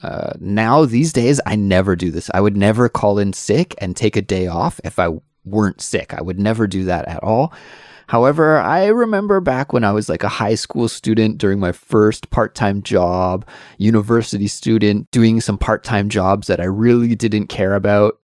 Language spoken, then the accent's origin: English; Canada; being a Canadian